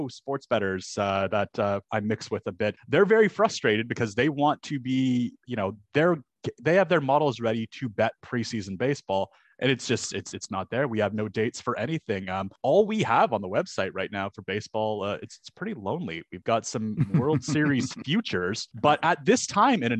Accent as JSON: {"language": "English", "country": "Canada", "said": "as a Canadian"}